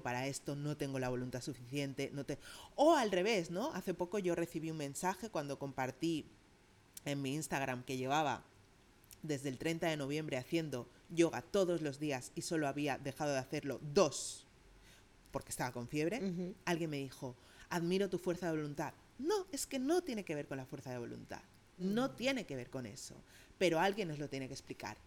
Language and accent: Spanish; Catalonia, Spain; yo crecí en Cataluña, pero yo crecí con una familia andaluza